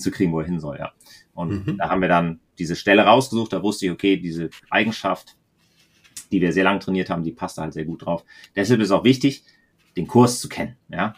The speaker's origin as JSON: {"language": "German", "area": "the German-Danish border", "region": "Schleswig-Holstein", "country": "Germany", "tie": "born or raised there", "moved": "yes", "said": "ich bin an der Grenze fast aufgewachsen"}